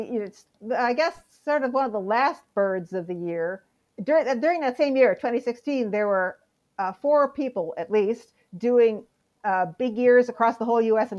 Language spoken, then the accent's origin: English; Midwest, United States; and I grew up in the Midwest.